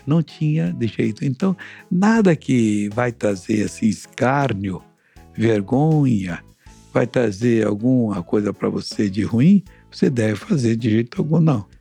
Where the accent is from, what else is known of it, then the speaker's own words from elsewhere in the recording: Brazil; Eu morava numa cidade pequenina que não tinha um, um asfalto, nem um paralelepípedo na rua